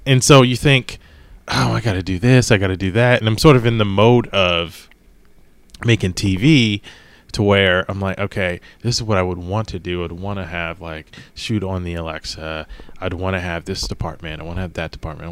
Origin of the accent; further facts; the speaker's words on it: East Coast, United States; now in Los Angeles, United States; growing up on the East Coast